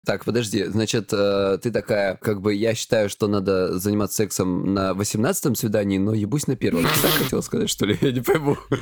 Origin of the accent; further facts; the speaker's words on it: Krasnodar Krai, Russia; я с Кубани